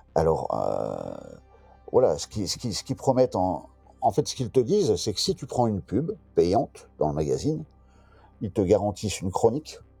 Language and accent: French; Brest, Brittany, France; je suis breton, brestois, voilà, j'ai toujours été au contact de la mer